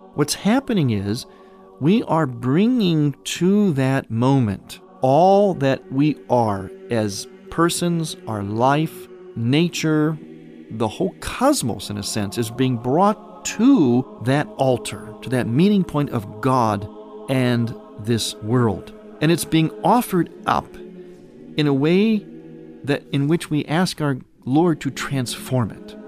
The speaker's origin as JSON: {"language": "English", "town": "Cleveland", "region": "Ohio", "country": "United States", "tie": "born or raised there", "moved": "yes", "lives_now": "Chicago, United States", "said": "my hometown area of Cleveland, Ohio, though I now have been a resident of Chicago area for a number of years now"}